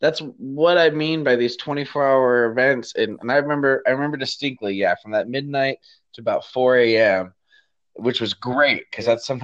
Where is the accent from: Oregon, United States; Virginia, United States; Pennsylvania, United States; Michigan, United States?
Michigan, United States; moved away; also born or lived in Chico, California / Fargo, North Dakota; my hometown community in Michigan